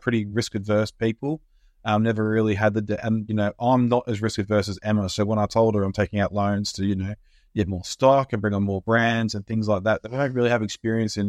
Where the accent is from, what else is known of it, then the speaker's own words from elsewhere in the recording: Australia; moved away as an adult; now in United Kingdom; come from Australia. Uh, I lived there all my life, obviously, until I came over here in twenty fourteen